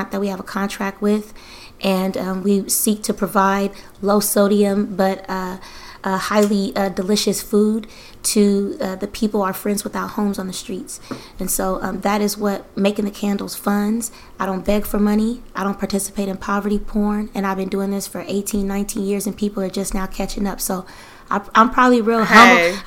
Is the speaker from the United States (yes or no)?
yes; Bay Area, California, United States; I'm from the Bay Area.